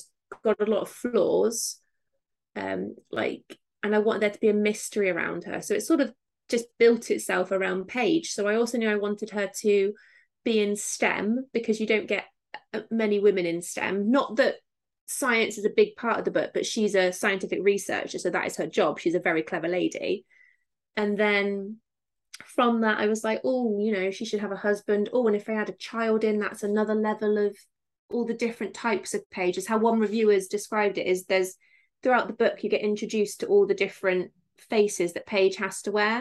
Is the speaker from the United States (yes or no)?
no; Somerset, South West England, United Kingdom; I'm from Somerset, so they all talk like this